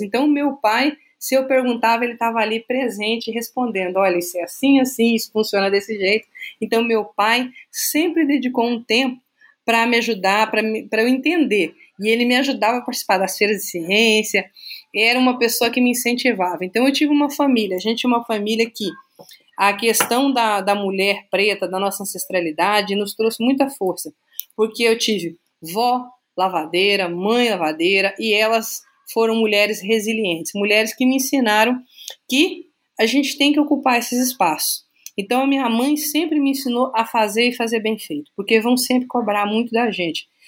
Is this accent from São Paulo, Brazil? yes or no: yes; Francisco Morato, São Paulo, Brazil; moved away as an adult; also born or lived in Minas Gerais; now in Juiz de Fora, Brazil; Eu tenho orgulho de dizer que eu sou do subúrbio de Francisco Morato. Eu sou mineira de nascimento, mas toda a minha vida eu morei lá.